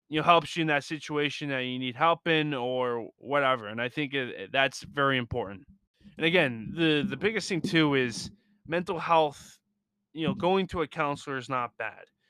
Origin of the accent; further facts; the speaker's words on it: Lisbon, Portugal; with my mom, growing up in Lisbon